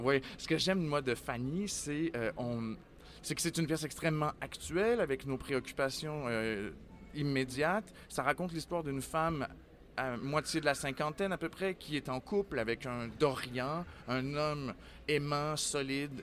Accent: Quebec City, Quebec, Canada; je suis un natif de Québec

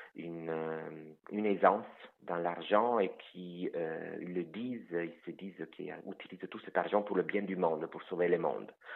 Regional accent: Italy; first language Italian; French is a second language; moved away as an adult; also born or lived in France; now in Quebec, Canada; je suis italien, ma langue maternelle c'est l'italien, mais je ne la maîtrise plus

